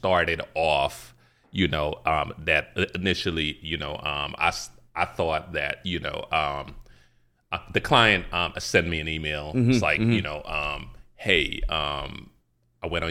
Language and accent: English; Guyana; I'm not Jamaican, but I'm Guyanese.